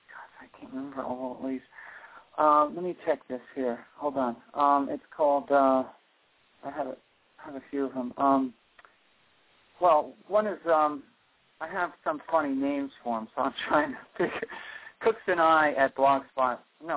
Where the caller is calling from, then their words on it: Rockaway, New Jersey, United States; Rockaway, New Jersey.